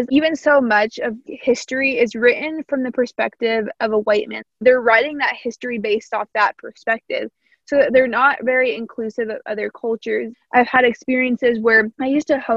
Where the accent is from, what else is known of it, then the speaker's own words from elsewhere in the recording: Evansville, Indiana, United States; accent: Southern; slight country accent; I grew up in Indiana, close to Kentucky, so I have a little bit of a Southern accent